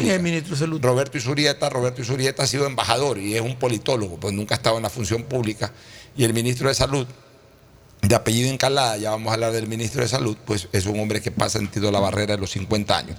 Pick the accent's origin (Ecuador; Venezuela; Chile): Ecuador; Guayaquil, Guayas